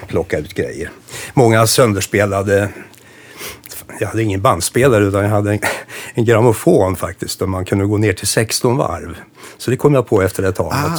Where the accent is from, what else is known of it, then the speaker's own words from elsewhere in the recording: Nora, Örebro County, Sweden; det här var i Nora där jag växte upp